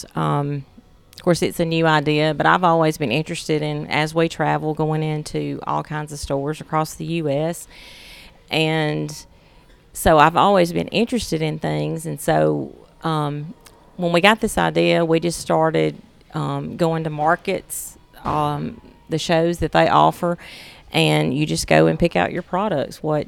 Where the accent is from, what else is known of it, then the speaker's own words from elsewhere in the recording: Russellville, Alabama, United States; we, my husband and I both were born and raised in Franklin County. I'm from Russellville, Alabama.